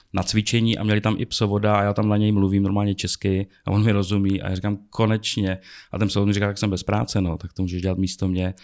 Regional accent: Prague, Czechia; jsem prostě z Česka, z Prahy.

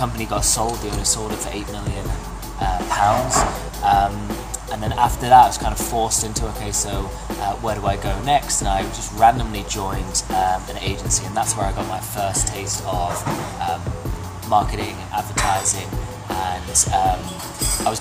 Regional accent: England, United Kingdom; moved away as an adult; also born or lived in Australia; now in Toronto, Canada; I was born in Australia, raised in England, and now live in Toronto.

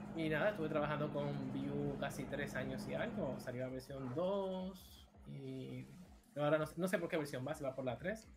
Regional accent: Dominican Republic; moved away as an adult; now in Barcelona, Spain; Soy de República Dominicana, específicamente de Villamella

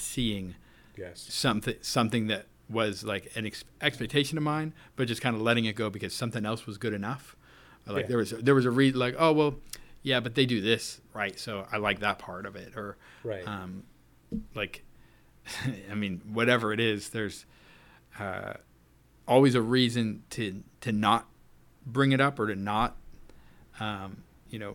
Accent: Orange County, California, United States; moved away; I was born and raised out in Orange County, California

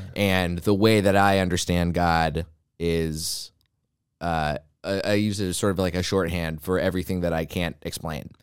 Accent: Texas, United States; I didn't really jive with Christianity by the end of my time growing up in Texas

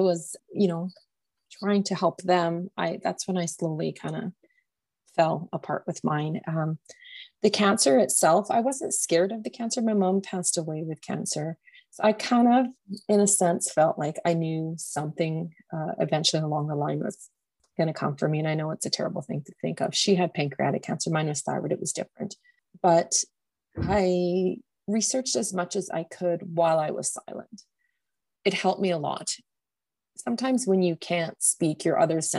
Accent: Calgary, Alberta, Canada; I come from Calgary, Alberta, Canada

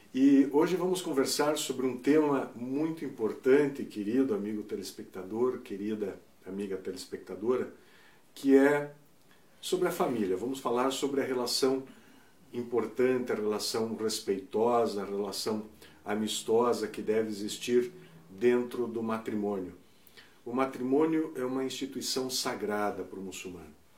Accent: Brazil; nós somos brasileiros, brasileiros que professamos a religião islâmica

